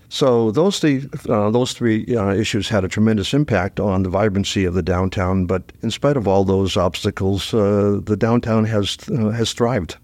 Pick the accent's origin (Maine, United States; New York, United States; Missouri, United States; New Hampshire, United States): New Hampshire, United States; Dover; I grew up in Dover